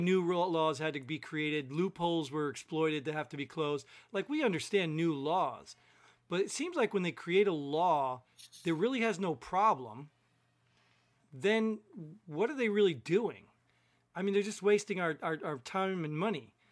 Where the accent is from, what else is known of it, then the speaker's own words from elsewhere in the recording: New Jersey, United States; I grew up in Jersey